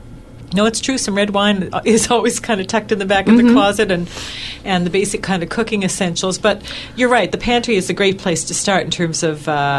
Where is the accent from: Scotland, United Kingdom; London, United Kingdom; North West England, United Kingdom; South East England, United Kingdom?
Scotland, United Kingdom; I am so Scottish that I don't, actually.